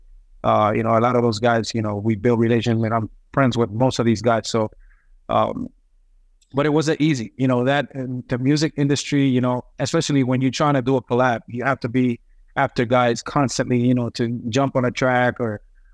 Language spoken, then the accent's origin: English; Puerto Rico; moved away; I was born and raised in Puerto Rico, turned pro when I was 16